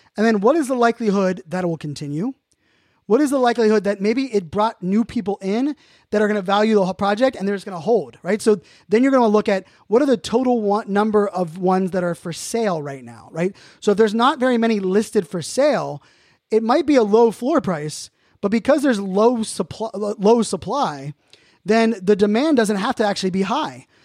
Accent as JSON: {"language": "English", "town": "Pittsburgh", "region": "Pennsylvania", "country": "United States", "said": "I'm from Pittsburgh"}